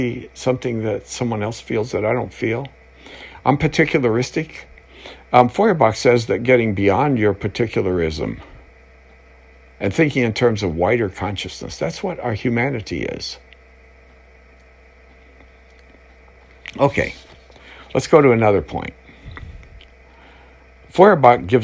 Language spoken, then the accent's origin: English; United States; I'm an American.